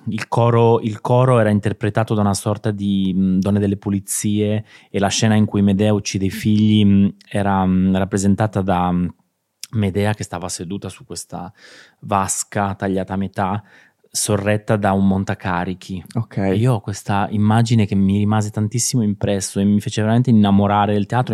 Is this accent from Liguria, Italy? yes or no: no; Chiaravalle, Marche, Italy; marchigiano, nato in un piccolissimo paesino di provincia che si chiama Chiaravalle, in provincia di Ancona